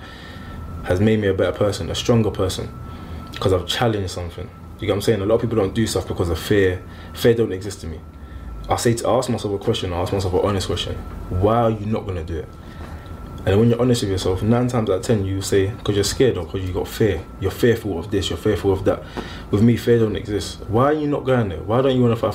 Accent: London, United Kingdom; also born or lived in Hackney; I was born in Hackney, but I grew up in like Stratford, Forest Gate.

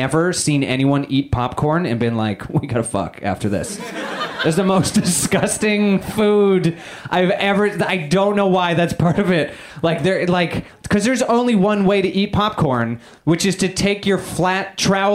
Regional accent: Canada; moved away; I am Canadian

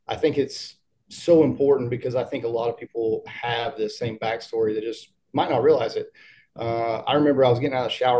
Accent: Corbin, Kentucky, United States; I am from Corbin, Kentucky, which is the home of Kentucky Fried

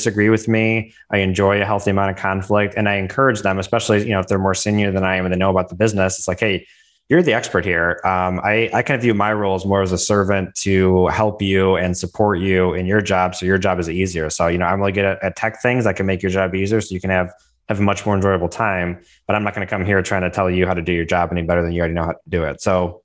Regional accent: Milford, Michigan, United States; I'm born and raised in Michigan, and I grew up in Milford

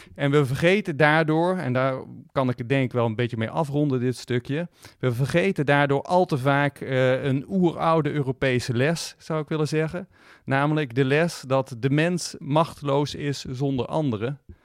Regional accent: Netherlands; als Nederlanders

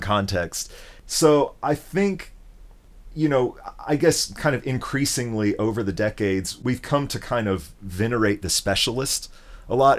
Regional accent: Memphis, Tennessee, United States; moved away; my experience growing up in Memphis

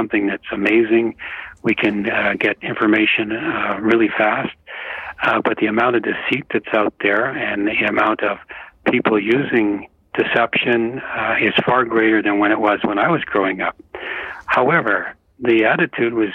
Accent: Canada; I'm a Canadian.

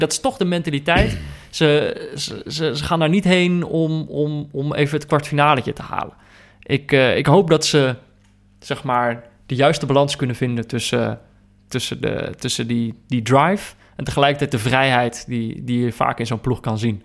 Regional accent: Netherlands; als Nederlander

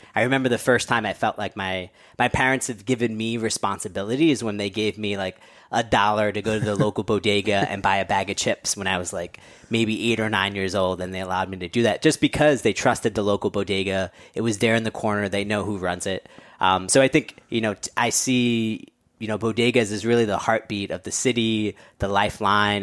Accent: New York City, New York, United States; I grew up born and raised in New Yorker

